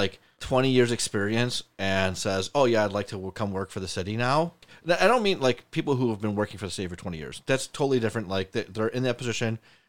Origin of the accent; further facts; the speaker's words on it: Lancaster, New York, United States; I'm from Lancaster.